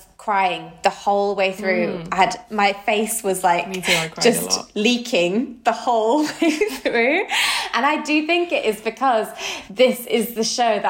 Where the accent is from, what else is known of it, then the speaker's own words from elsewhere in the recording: Manchester, North West England, United Kingdom; we are two gals from Manchester